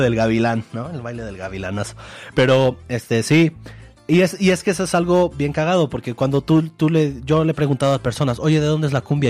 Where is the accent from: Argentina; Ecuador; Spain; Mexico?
Mexico; nosotros como mexicanos